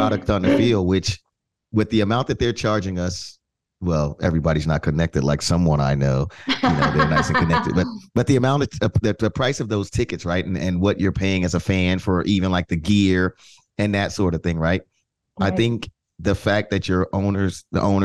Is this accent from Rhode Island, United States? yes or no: no; New York, United States; being a New Yorker